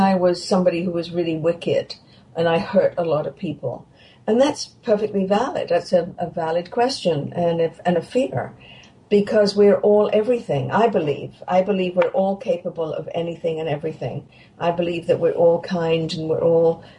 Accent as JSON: {"language": "English", "region": "England", "country": "United Kingdom", "tie": "born or raised there", "moved": "yes", "lives_now": "Canada", "said": "I grew up in England"}